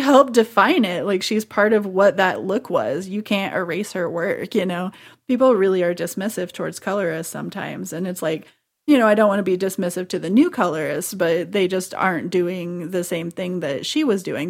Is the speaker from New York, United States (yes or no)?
no; Missouri, United States; I was in Missouri